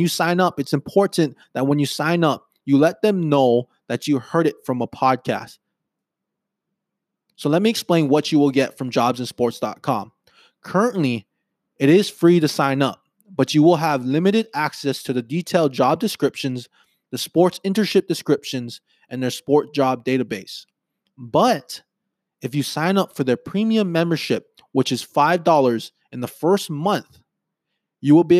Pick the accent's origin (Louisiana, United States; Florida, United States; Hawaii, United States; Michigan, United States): Hawaii, United States; I was born and raised on Hawaii on an island